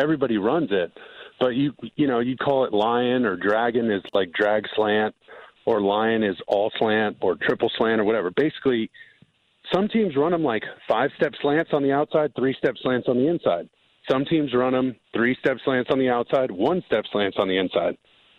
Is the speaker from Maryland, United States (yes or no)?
no; California, United States; I'm a SoCal kid, man. I grew up in Orange County. I'm at the beach, like, rainbow sandals all the time.